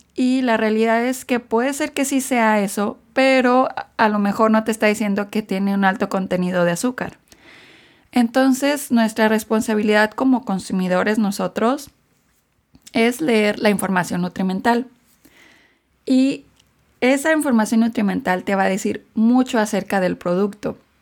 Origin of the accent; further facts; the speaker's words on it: Mexico; now in United States; yo crecí en México